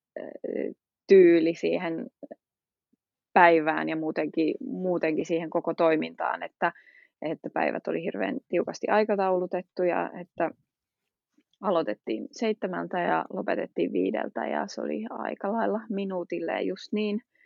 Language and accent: Finnish; Finland; also born or lived in Switzerland / England; now in Belgium